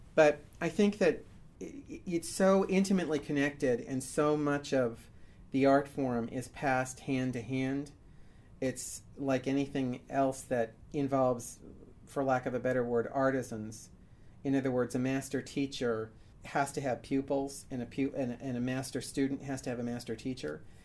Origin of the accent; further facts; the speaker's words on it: New York City, New York, United States; I'm actually born in New York City